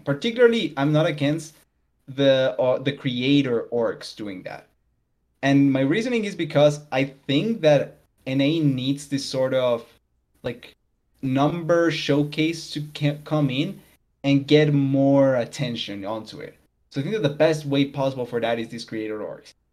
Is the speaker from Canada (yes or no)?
no; Colombia; I'm South American. I'm Colombian.